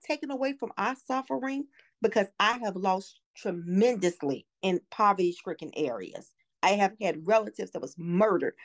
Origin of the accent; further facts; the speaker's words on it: Chicago, Illinois, United States; I was born and raised in South Shore.